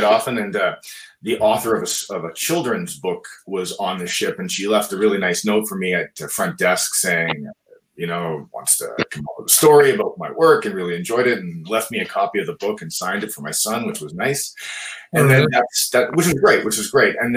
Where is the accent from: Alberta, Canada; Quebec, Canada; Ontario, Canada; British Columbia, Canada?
Ontario, Canada; Brampton; my hometown of Brampton, Ontario, just a little north of Toronto